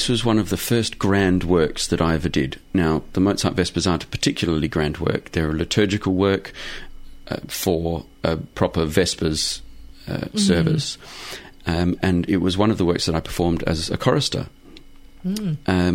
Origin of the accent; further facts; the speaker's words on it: Adelaide, South Australia, Australia; moved away; I grew up in Adelaide in South Australia